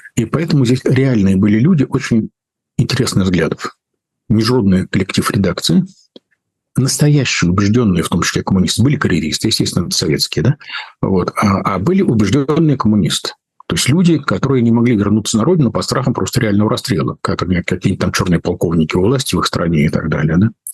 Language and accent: Russian; Prague, Czechia; moved away; мое детство прошло в Праге